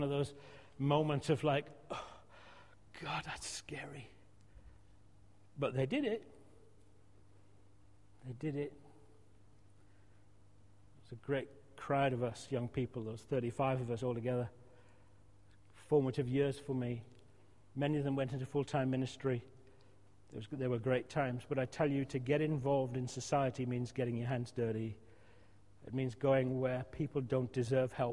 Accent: outskirts of Glasgow, Scotland, United Kingdom; moved away; when I was 14, 15, in my uniform, we used to go around on a Friday night, we're in Scotland

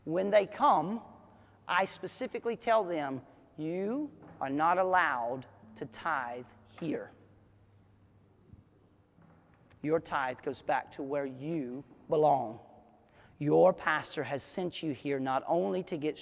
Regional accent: United States

